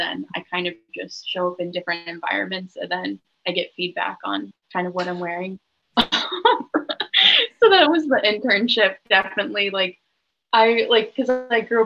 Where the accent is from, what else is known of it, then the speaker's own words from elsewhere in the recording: Ohio, United States; moved away as an adult; also born or lived in Ann Arbor, Michigan; now in Saint Paul, United States; I'm from Ohio.